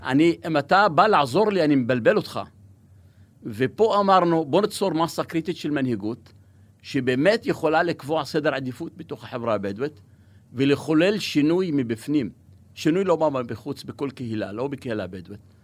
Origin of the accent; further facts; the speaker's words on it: Negev, Southern District, Israel; Hebrew is a second language; also born or lived in Kuseife / northern Israel; כבדואי שגדל במדבר באוהל, אנחנו פוטנציאל עצום בנגב